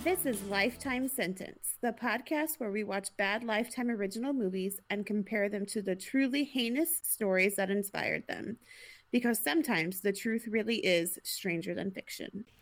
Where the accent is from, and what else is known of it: Alabama, United States; accent: Alabama